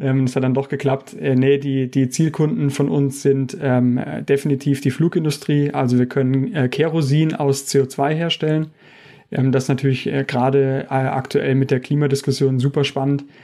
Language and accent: German; Saarland, Germany; moved away as an adult; also born or lived in Karlsruhe; now in Stuttgart, Germany; ich bin ja ursprünglich Saarländer